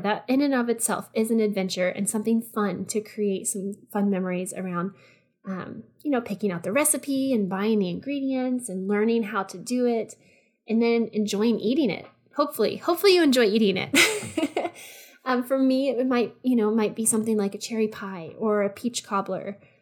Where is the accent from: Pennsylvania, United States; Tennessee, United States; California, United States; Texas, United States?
Texas, United States; I'm just from Texas